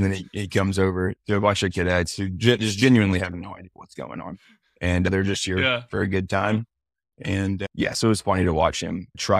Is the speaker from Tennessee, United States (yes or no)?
yes; Nashville, Tennessee, United States; I'm from Nashville too.